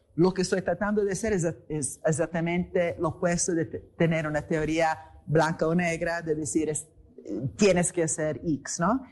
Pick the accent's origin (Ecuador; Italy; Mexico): Italy; moved away; also born or lived in England; vengo de Italia